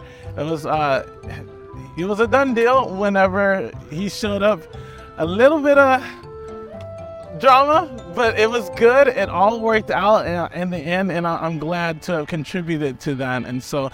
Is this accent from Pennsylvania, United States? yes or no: yes; Pittsburgh, Pennsylvania, United States; now in San Marcos, United States; I'm from Pittsburgh, PA, the best city in the world.